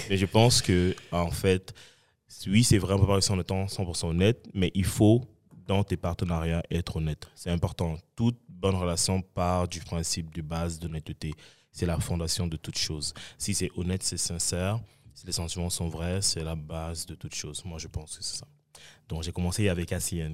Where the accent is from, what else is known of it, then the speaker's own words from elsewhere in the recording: Cameroon; also born or lived in Saint-Michel, Montreal; now in Montreal, Canada; je suis camerounais, africain et fier